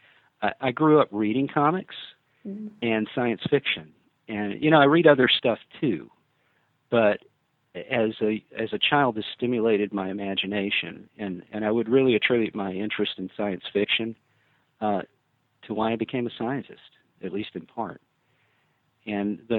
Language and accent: English; South Alabama, United States; I'm from South Alabama originally